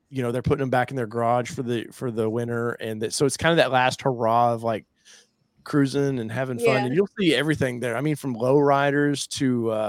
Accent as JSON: {"language": "English", "region": "Ohio", "country": "United States", "said": "I'm from Ohio, bro."}